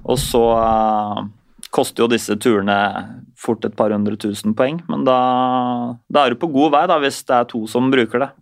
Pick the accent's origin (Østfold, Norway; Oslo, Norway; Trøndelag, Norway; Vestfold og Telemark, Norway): Oslo, Norway; vi er jo oppvokst i samme bydelen, vi. Eh, bydel 7. Jeg er jo fra Ulvøya